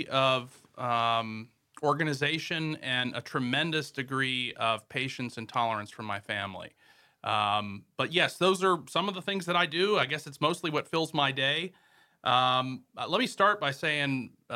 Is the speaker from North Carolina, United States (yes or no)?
yes; Morganton, North Carolina, United States; moved away as an adult; now in Wilmington, United States; I'm from Morganton, North Carolina, which is the western part of North Carolina.